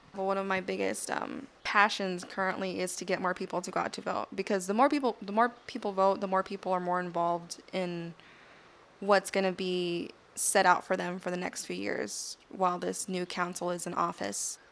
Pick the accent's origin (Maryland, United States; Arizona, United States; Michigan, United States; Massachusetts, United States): Arizona, United States; South Tucson; I originally grew up in South Tucson in Barrio Libre off of thirty-fifth Street and Ninth Avenue